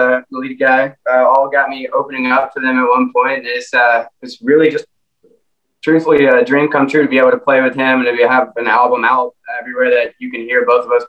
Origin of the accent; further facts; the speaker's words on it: Winder, Georgia, United States; I'm born and raised here in Winder, Georgia